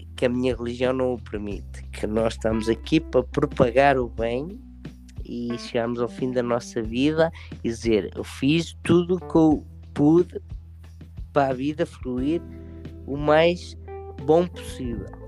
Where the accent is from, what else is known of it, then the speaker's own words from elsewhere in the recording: Portugal; moved away; eu estou prestes a viajar para o meu país de origem, prestes a viajar para o meu Portugal